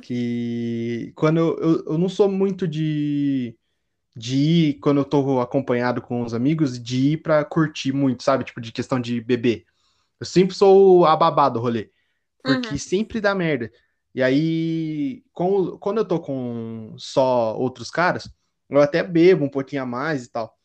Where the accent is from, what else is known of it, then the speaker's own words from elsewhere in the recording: Curitiba, Paraná, Brazil; quando eu tô no meio de outros curitibanos